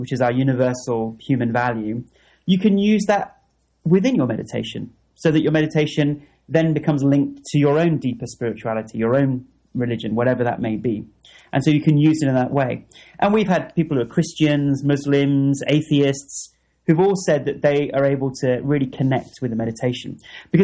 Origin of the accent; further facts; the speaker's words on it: United Kingdom; as a Brit